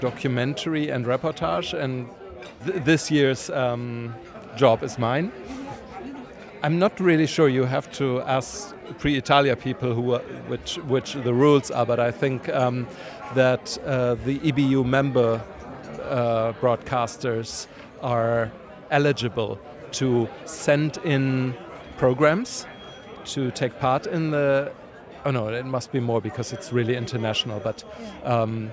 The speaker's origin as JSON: {"language": "English", "region": "Berlin", "country": "Germany", "said": "I'm from Berlin."}